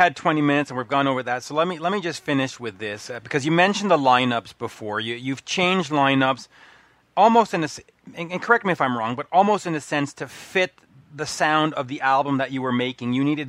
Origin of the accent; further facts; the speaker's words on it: Canada; I'm Canadian